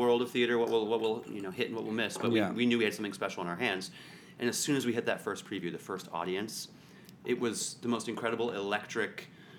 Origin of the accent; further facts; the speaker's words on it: Canada; I have a story about, I'm from Canada.